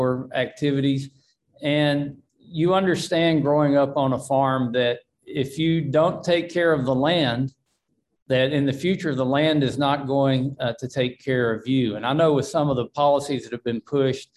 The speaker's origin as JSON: {"language": "English", "region": "Arkansas", "country": "United States", "said": "I'm from Arkansas"}